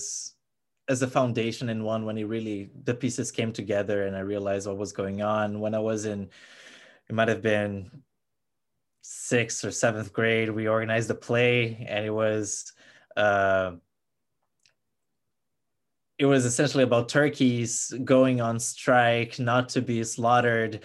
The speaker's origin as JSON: {"language": "English", "town": "Brasília", "region": "Federal District", "country": "Brazil", "moved": "as an adult", "lives_now": "United States", "said": "I'm from Brasilia, which is Brazil's capital, so we were very much the focus of these protests"}